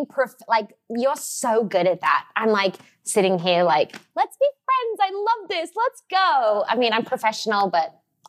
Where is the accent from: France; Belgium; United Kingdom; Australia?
Australia; now in Los Angeles, United States; And, yes, I am Australian. I moved to LA about, and it'll be 10 years in March, which is wild, right?